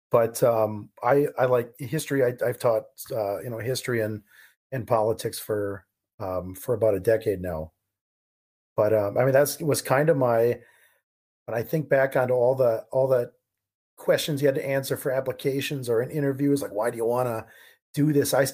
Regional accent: California, United States; Um, I grew up in California.

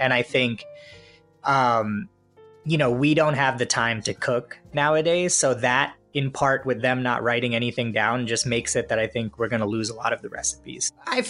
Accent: India; a lot of what I do is colored by the fact that I'm Indian, right?

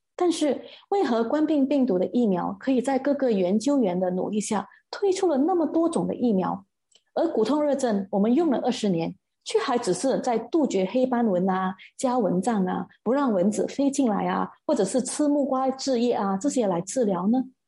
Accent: Malaysia; 这个传染病它一直困扰着我们马来西亚人

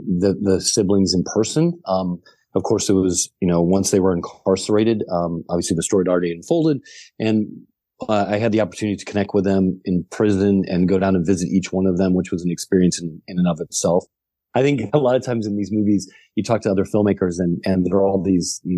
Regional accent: the Ozarks, United States; the same region of the country that I'm from the Ozarks

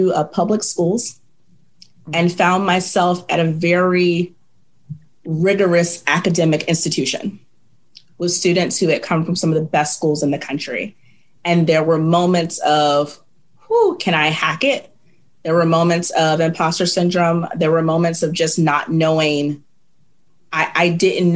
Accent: Virginia, United States; moved away as an adult; now in Nashville, United States; I'm from Virginia

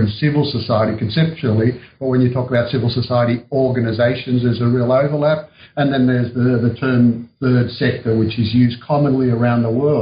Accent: Australia; accent: Australian; moved away as an adult; also born or lived in Sydney, Australia / Barcelona, Spain; now in New York City, United States; My accent's actually Australian. I was brought up in Australia

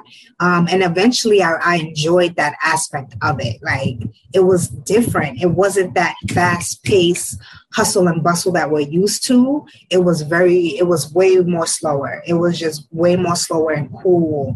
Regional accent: New York City, New York, United States; also born or lived in Ghana / Bronx, New York; I was born in Ghana, but I was raised in Harlem, New York. That's my home. I currently reside in the Bronx, but I'm from Harlem.

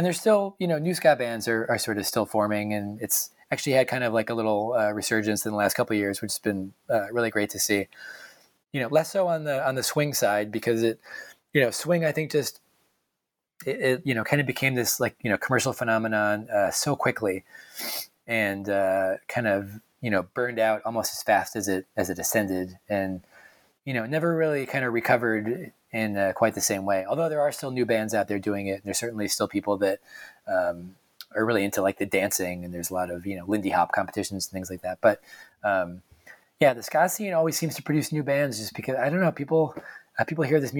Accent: Hartford, Connecticut, United States; from just outside of Hartford, and so, you know, … was sort of like the big band in my home state growing up.

